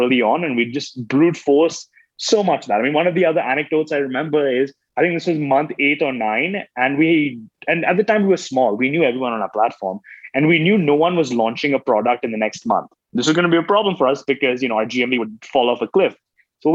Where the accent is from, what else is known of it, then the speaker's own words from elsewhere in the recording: Oman; moved away as an adult; also born or lived in Mumbai, India; now in United States; I was born in Bombay, never lived in India, actually grew up in Oman, the Middle East, moved to America to go to college in 2006, 2007.